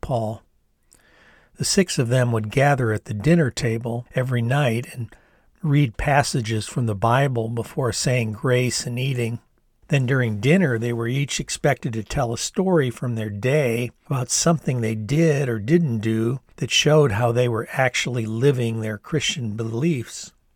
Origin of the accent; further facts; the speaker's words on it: Ann Arbor, Michigan, United States; the very dynamic political milieu that was my hometown of Ann Arbor